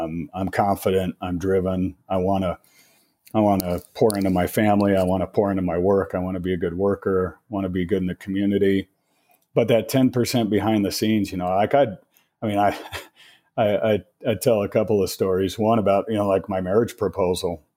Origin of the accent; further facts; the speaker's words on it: Colorado, United States; born and raised in Colorado, been here, uh, over fifty years